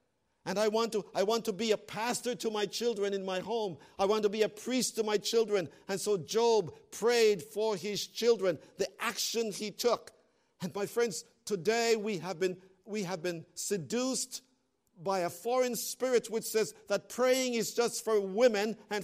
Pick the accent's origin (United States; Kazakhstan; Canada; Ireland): Canada; I'm a Canadian